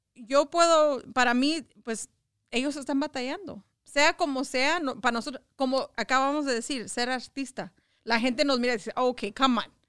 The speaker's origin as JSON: {"language": "Spanish", "town": "Los Angeles", "region": "California", "country": "United States", "tie": "born or raised there", "said": "yo crecí en, en Echo Park."}